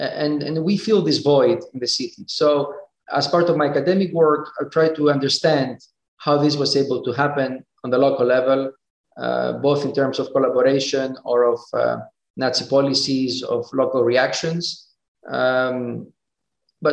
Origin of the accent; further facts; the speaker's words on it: Thessaloniki, Central Macedonia, Greece; moved away as an adult; also born or lived in United States; now in Geneva, Switzerland; I grew up in Greece. I've studied in the States. I work in Switzerland.